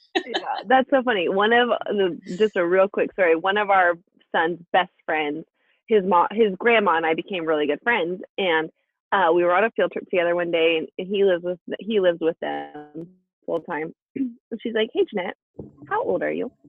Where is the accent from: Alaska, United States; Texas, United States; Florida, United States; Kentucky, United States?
Alaska, United States; we're from Alaska. We're from a really small town in Alaska, and that's kind of the cultural norm there.